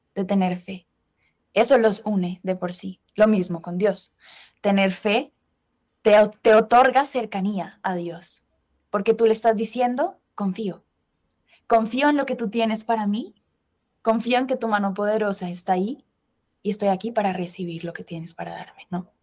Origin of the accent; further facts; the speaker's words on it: Colombia; moved away as an adult; also born or lived in Spain / United States; now in Madrid, Spain; soy colombiana, pero estudié mi carrera diseño industrial en España